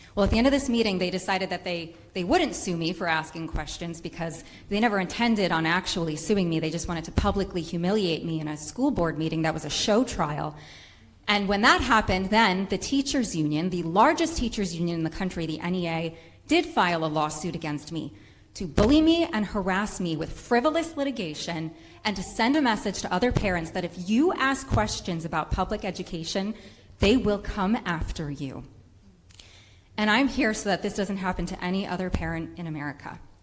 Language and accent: English; Rhode Island, United States; I am a mother from Rhode Island